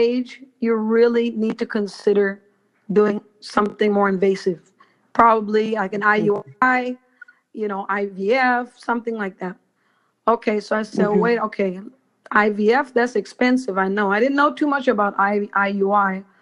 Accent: Belize; I was born in Belize

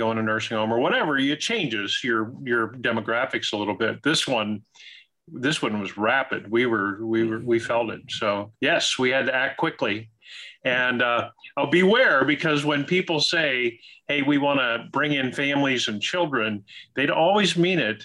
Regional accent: Ohio, United States; moved away as an adult; also born or lived in Kentucky / Indiana; now in Naples, United States; I grew up in Ohio

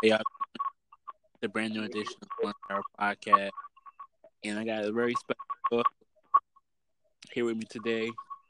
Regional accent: Norfolk, Virginia, United States; I'm from Norfolk.

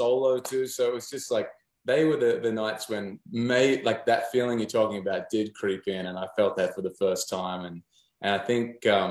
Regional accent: Newcastle, New South Wales, Australia; moved away as an adult; now in Nashville, United States; my hometown of Newcastle

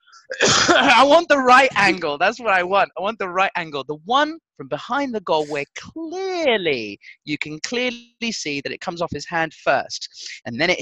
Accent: Portugal; I grew up in Portugal

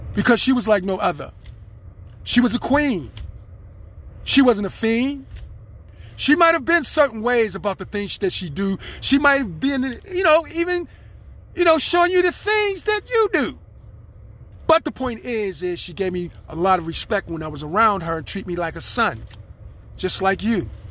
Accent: United States; I'm an American citizen

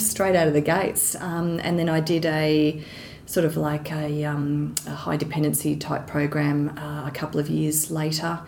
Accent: Geelong, Victoria, Australia; I'm originally from Geelong in Victoria.

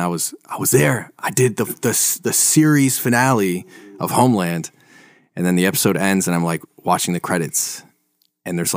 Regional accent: near Utica, NY, New York, United States; born or raised there; accent: New York; moved away as an adult; now in California, United States

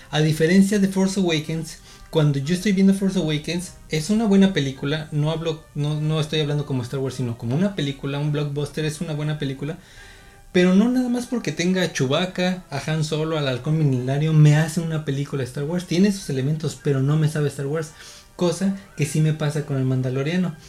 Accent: State of Mexico, Mexico; now in Baja California, Mexico; Yo nací en el Estado de México, de allá soy, de allá vengo. Actualmente estoy viviendo aquí en Baja California

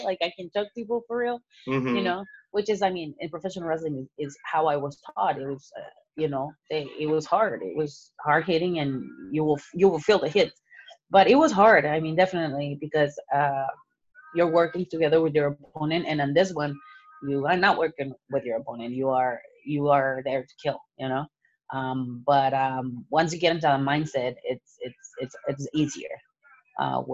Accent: Mexico; now in United States; born and raised in Mexico, and I came to the United States as an immigrant.

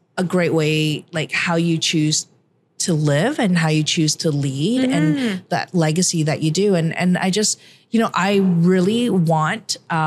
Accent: Toronto, Ontario, Canada; it's my hometown

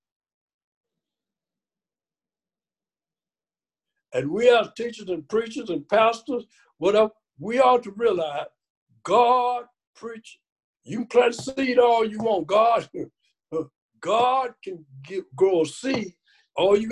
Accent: Mississippi, United States; I was born in Mississippi, picking cotton

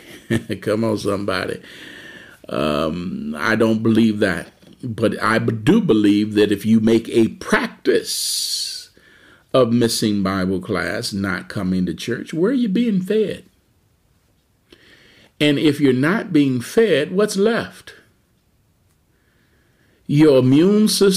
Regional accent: Detroit, Michigan, United States; I grew up in the Motor City

